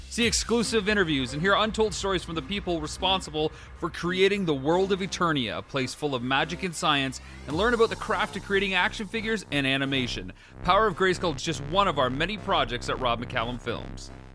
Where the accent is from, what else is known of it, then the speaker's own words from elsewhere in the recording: Canada; I'm a Canadian filmmaker